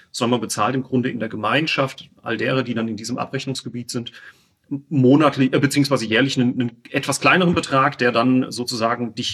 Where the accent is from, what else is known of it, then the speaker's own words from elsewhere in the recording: Winterbach, Rhineland-Palatinate, Germany; ich komme ja oben von, aus Winterbach, da am Sohnwald.